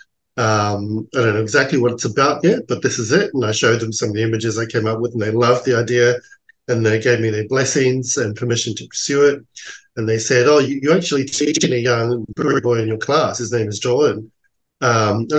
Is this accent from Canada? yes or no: no; New Zealand; now in Australia; I'm from New Zealand, you know, so I grew up in a very cultural, rich neighbourhood. And then when I came to New Zealand, to Australia